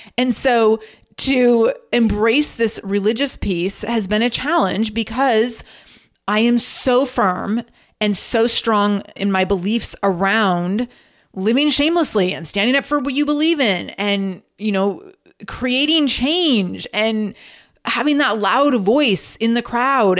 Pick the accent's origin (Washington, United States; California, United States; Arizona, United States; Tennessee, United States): Washington, United States; Redmond; also born or lived in Seattle; I went to school at Saint Joe's on Capitol Hill, and I grew up in Redmond